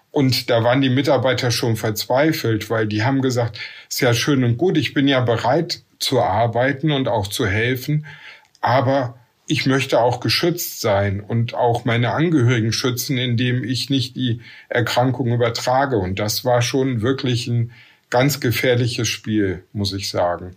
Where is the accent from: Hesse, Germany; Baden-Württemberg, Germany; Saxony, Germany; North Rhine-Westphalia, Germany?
North Rhine-Westphalia, Germany; Essen; now in Velbert, Germany; Geboren in Essen, wohne in Felbert, zwischen Essen, Wuppertal und Düsseldorf, nicht im Ruhrgebiet im Bergischen Land.